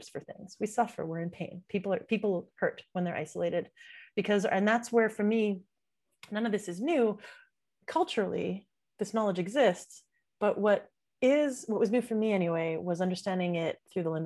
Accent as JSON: {"language": "English", "town": "Montreal", "region": "Quebec", "country": "Canada", "tie": "born or raised there", "said": "I was born in Montreal, I was born in Canada, but my dad's an immigrant."}